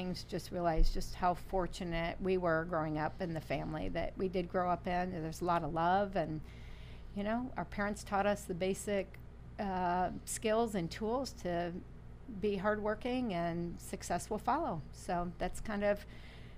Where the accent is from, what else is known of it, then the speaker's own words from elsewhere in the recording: Toledo, Ohio, United States; I was born and raised in Toledo, Ohio